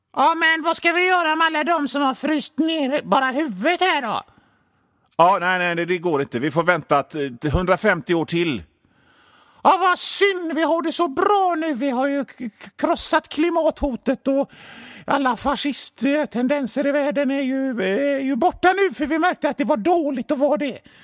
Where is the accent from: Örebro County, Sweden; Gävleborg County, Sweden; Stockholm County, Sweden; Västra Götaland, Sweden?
Västra Götaland, Sweden; Gothenburg; jag är från Göteborg